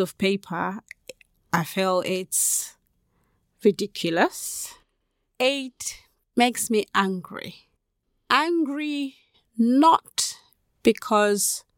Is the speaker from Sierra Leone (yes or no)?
yes; Sierra Leone; now in United Kingdom; I am originally from Sierra Leone.